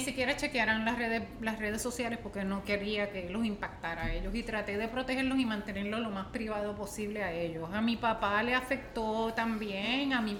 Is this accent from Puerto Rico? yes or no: yes; Puerto Rico; born or raised there; moved away